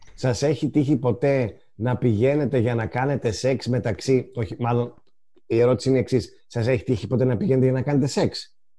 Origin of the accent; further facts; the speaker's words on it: northern Greece, Greece; εγώ είμαι από τη Βόρεια Ελλάδα